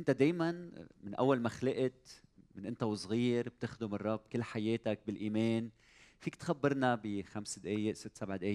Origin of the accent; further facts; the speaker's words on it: Iraq; accent: Iraqi; now in Lebanon; أنا من العراق من العراق